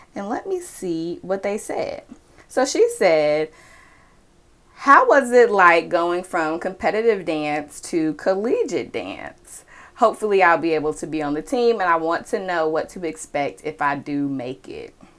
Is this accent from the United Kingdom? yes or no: no; Charlotte, North Carolina, United States; I am from Charlotte, North Carolina